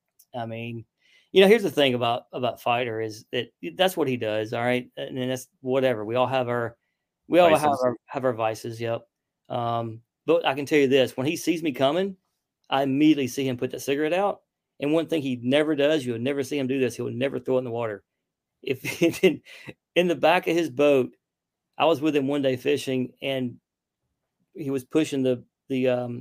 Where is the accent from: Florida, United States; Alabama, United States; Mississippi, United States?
Alabama, United States; Lake Martin; now in Georgia, United States; I grew up near Lake Martin in Alabama